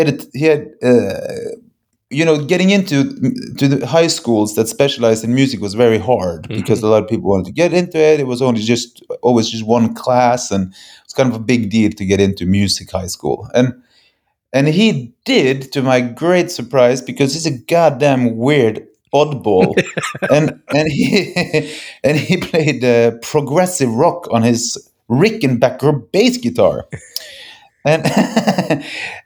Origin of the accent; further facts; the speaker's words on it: Bergen, Vestland, Norway; We come from Bergen, Norway. That's a tiny little place on the west coast of Norway